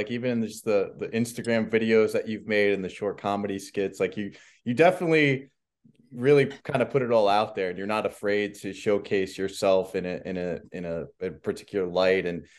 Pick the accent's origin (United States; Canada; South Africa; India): United States; New Jersey; growing up in Jersey